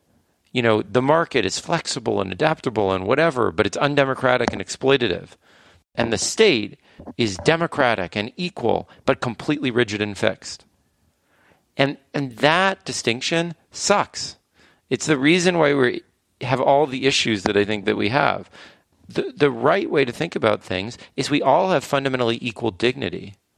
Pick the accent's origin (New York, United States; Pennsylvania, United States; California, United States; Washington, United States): California, United States; Yeah, well, I grew up in California.